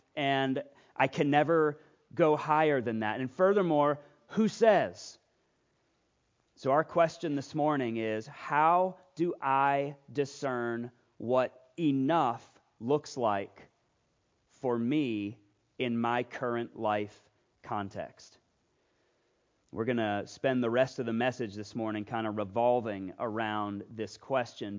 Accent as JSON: {"language": "English", "area": "Loudoun County", "region": "Virginia", "country": "United States", "moved": "yes", "said": "I am from Loudoun County, Virginia"}